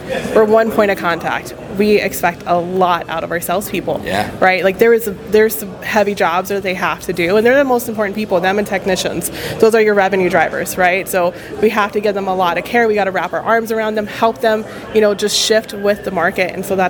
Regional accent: Texas, United States; So I'm from Texas, right? We're in my home state of Texas, accepting 40 under 40. My hometown is 5 hours away.

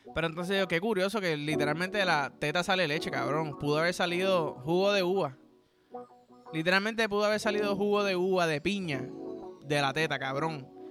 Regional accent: Puerto Rico; yo soy boricua

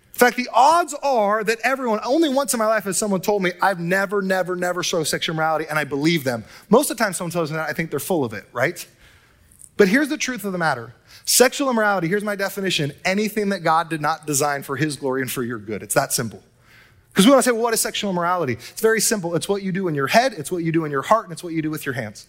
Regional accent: Southern California, United States; now in Northern California, United States; I hail from Southern California and SoCal

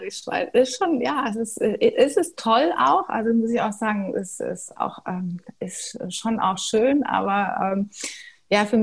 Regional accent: Germany; Was ich als Deutsche, also ich habe, das liegt natürlich auch an mir als Typ, aber ähm, ich habe immer so das Gefühl gehabt, ich muss mich dafür rechtfertigen.

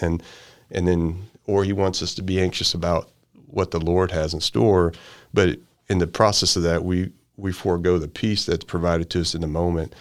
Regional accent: Sedalia, Missouri, United States; also born or lived in Marshall, Missouri; I'm from Sedalia and Marshall

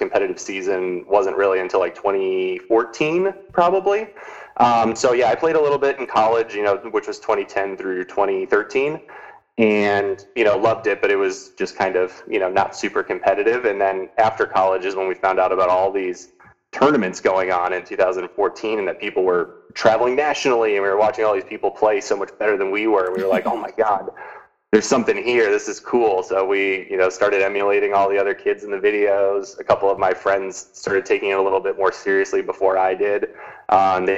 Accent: Naperville, Illinois, United States; I grew up in a suburb of Chicago called Naperville

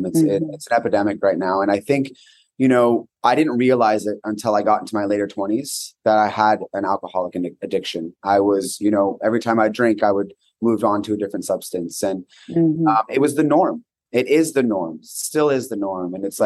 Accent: Northern California, United States; now in New York City, United States; I grew up in Northern California. I was actually raised in a Buddhist monastery, which is very unique, by my grandmother and my mother. Small wooded town, very small community, 3,500 people.

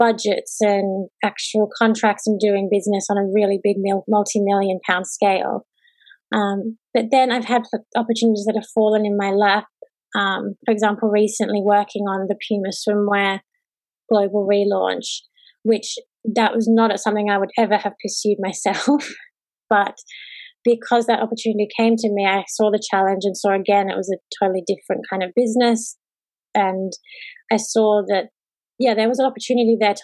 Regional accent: Sydney, New South Wales, Australia; I am Australian. I grew up in Sydney, on the northern beaches mostly.

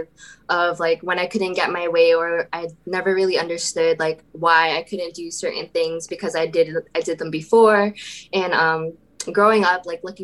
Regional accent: Lowell, Massachusetts, United States; also born or lived in Lawrence, Massachusetts; I was born in Lawrence, Massachusetts, and moved to Lowell, Massachusetts around when I was 5 and been here since

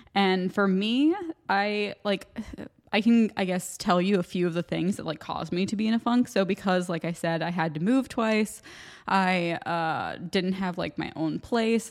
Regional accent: United States; accent: American; moved away as an adult; now in Ireland; my American accent

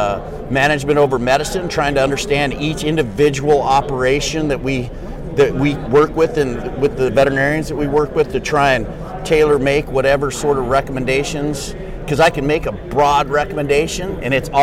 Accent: Montana, United States; moved away as an adult; also born or lived in Washington / Kansas / Missouri; I grew up in Montana

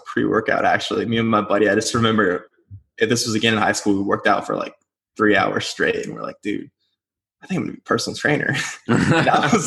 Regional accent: Nebraska, United States; moved away as an adult; now in Scottsdale, United States; I'm originally from Nebraska

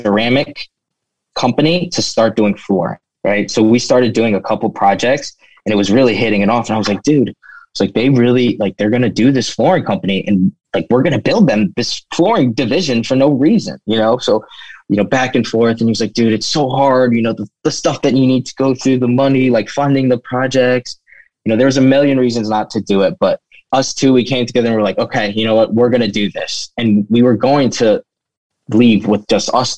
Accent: Gaithersburg, Maryland, United States; now in Baltimore, United States; growing up in Gaithersburg, around Gaithersburg, Maryland

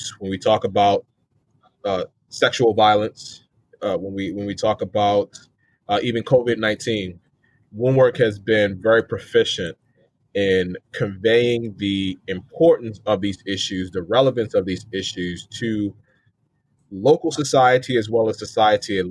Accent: Maryland, United States; I'm from Maryland, born and raised

